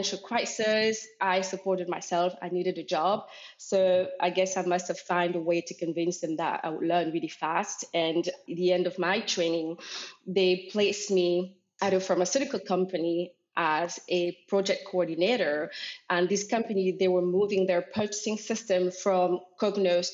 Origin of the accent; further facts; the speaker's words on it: Normandy, France; moved away; also born or lived in Cameroon; I was born in Cameroon, Central Africa, but I grew up in Normandy in France, a small town of five living souls.